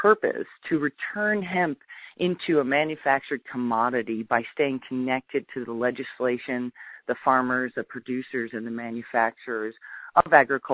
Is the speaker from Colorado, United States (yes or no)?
yes; Southern Colorado, United States; moved away; also born or lived in Topeka, Kansas; I was raised in Southern Colorado, and I do have an agricultural background